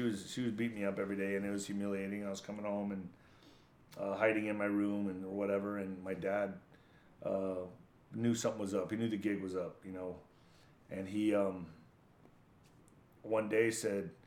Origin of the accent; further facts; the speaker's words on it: El Paso, Texas, United States; I grew up in El Paso, Texas, border town